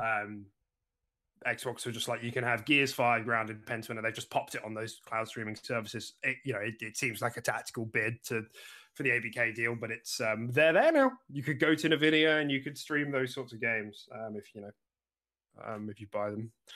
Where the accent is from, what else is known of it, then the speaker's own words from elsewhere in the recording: United Kingdom; We're British